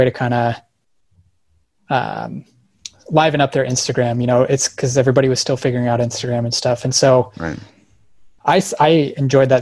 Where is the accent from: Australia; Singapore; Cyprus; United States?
United States; Colorado; I grew up in Colorado